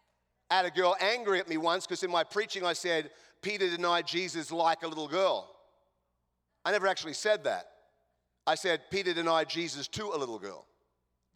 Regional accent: Australia; accent: Australian; now in Chicago, United States; I'm an Australian

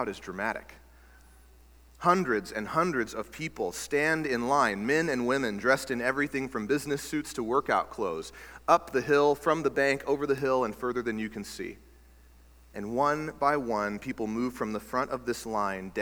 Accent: Texas, United States; now in Alaska, United States; I grew up in Texas

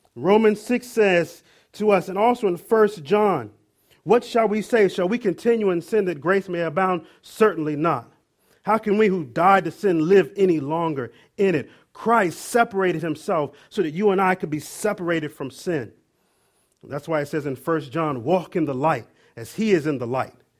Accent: Maryland, United States; moved away; I'm originally from Maryland

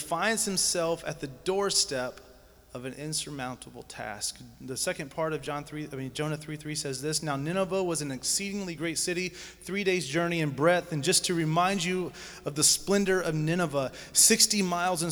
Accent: Georgia, United States; I grew up in Georgia, so Stone Mountain was the biggest thing I ever seen

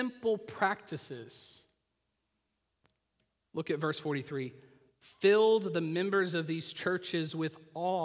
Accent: Oklahoma, United States; I grew up in the Christian church in Oklahoma, which meant I was really Baptist

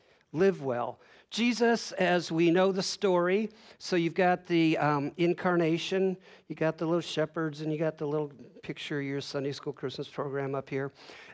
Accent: Illinois, United States; So I grew up in Northern Illinois, second largest city in Illinois.

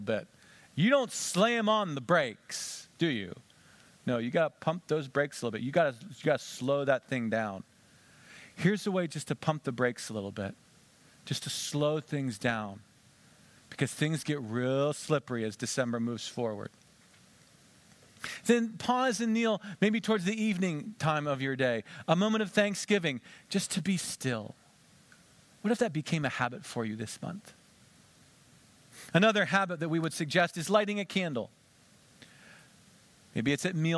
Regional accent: Western Pennsylvania, United States; I grew up in Western Pennsylvania

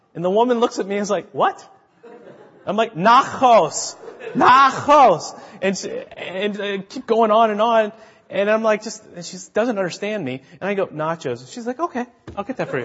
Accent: United States; moved away as an adult; now in Czech Republic; I was the first American to live in this town

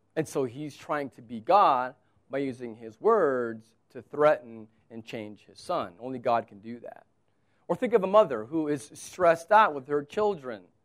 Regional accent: United States; I'm an American

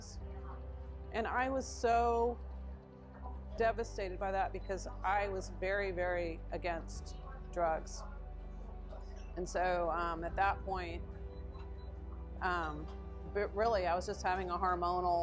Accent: Houston, Texas, United States; I grew up here in Houston

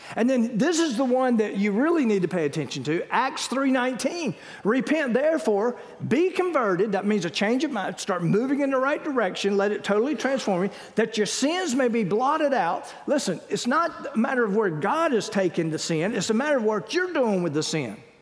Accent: Wilmington, North Carolina, United States; we grew up in Wilmington

